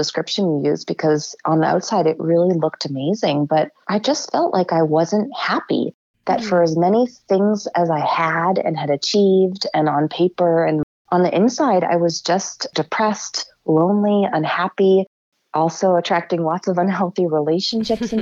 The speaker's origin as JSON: {"language": "English", "town": "Rockport", "region": "Massachusetts", "country": "United States", "tie": "born or raised there", "also_born_or_lived": "Lynn, Massachusetts / Washington, D.C.", "said": "I was born in Lynn. I moved to Rockport when I was 7."}